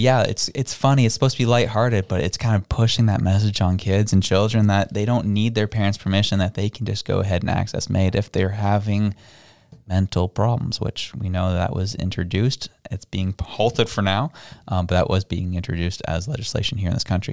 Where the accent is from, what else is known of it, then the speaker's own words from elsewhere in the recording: Toronto, Ontario, Canada; I had the privilege of growing up in Toronto